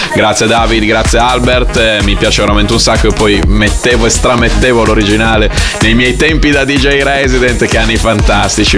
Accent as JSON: {"language": "Italian", "town": "Bologna", "region": "Emilia-Romagna", "country": "Italy", "said": "io sono di Bologna"}